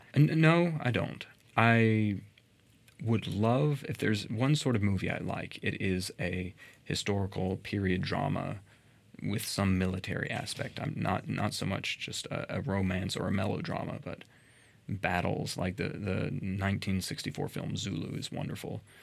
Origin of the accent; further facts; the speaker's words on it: Murfreesboro, Tennessee, United States; I was born here in Murfreesboro, and I've lived here pretty much my entire life